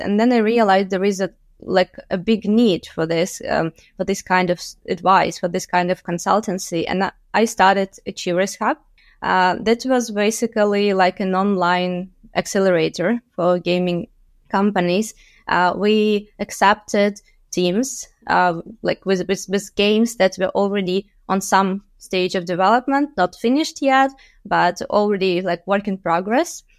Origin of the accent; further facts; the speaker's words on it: Luhansk, Luhansk Oblast, Ukraine; moved away as an adult; also born or lived in Kyiv, Ukraine; I was born and raised in Lugansk in the eastern part of Ukraine